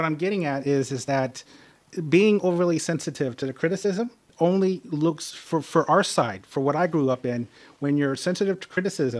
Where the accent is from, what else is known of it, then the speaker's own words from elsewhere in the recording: Dallas, Texas, United States; I come from America. So we have a sports culture in America. We love teams. I'm from Dallas.